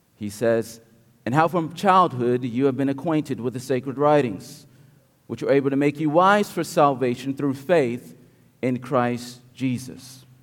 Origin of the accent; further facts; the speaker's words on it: King George County, Virginia, United States; moved away; Growing up in King George County, Virginia, I did not I absolutely did not enjoy anything about religion